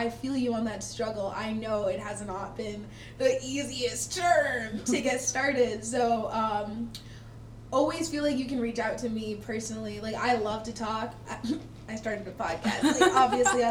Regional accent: Stoughton, Massachusetts, United States; I'm from Stoughton, Massachusetts, which is, like, you know, on the eastern half, the part that matters

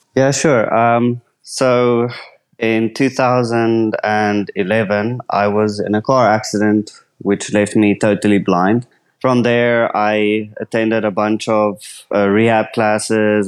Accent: South Africa; I'm from South Africa

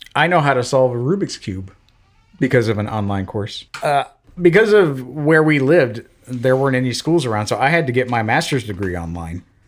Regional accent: Florida, United States; moved away as an adult; also born or lived in Belgium / Alabama / Washington; I'm from Florida.

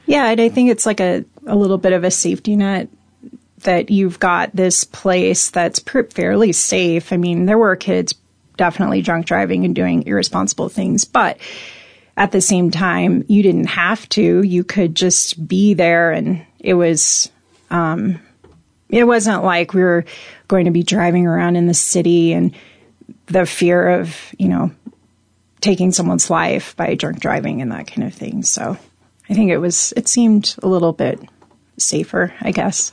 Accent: Spokane, Washington, United States; now in Salida, United States; I grew up in, I'd say, two parts of Spokane

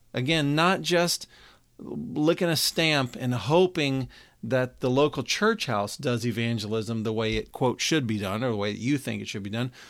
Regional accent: Texas, United States; now in Cincinnati, United States; We grew up together in Texas. I now live in Cincinnati

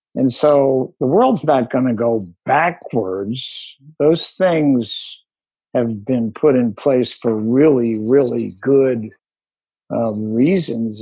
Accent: Philadelphia, Pennsylvania, United States; also born or lived in Allentown, Pennsylvania; I was born in Allentown and moved to Philadelphia when his company opened an office in Philadelphia

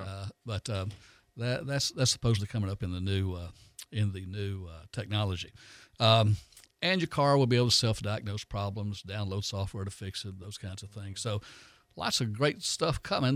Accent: Foley, Alabama, United States; I grew up in Foley

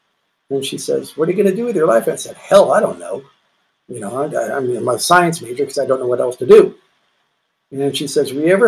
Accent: Walnut Creek, California, United States; I grew up in Walnut Creek.

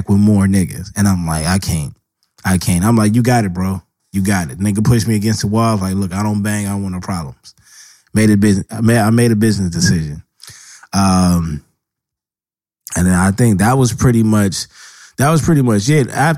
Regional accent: Los Angeles, California, United States; I stayed on the East Side and built my history from there

